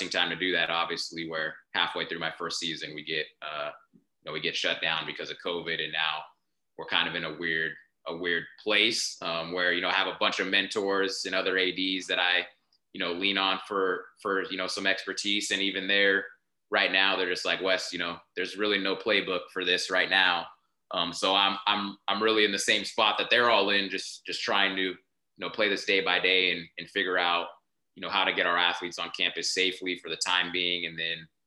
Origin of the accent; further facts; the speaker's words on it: Lancaster, California, United States; I grew up in Lancaster, California, which is like high desert, still considered LA County